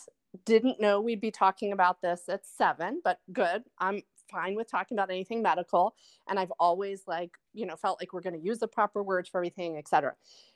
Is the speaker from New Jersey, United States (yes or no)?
yes; New Jersey, United States; Like, I'm from New Jersey, you're from Korea